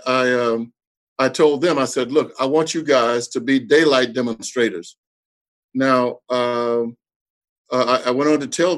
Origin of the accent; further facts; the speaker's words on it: Texas, United States; I was born and raised in Texas